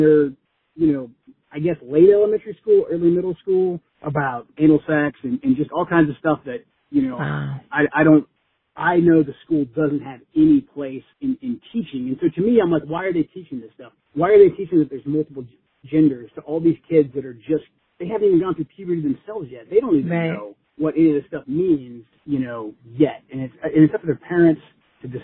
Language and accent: English; Portland, Oregon, United States; I grew up in Portland